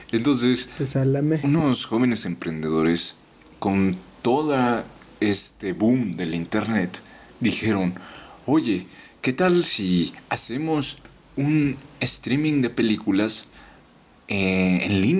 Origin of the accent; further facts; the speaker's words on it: Tlaxcala, Mexico; also born or lived in Yucatán; También soy de Tlaxcala.